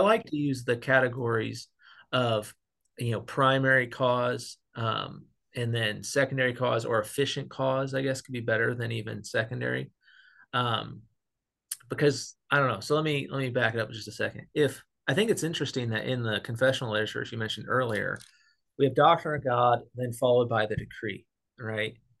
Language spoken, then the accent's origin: English; Missouri, United States; I was raised in the Bible Belt, Missouri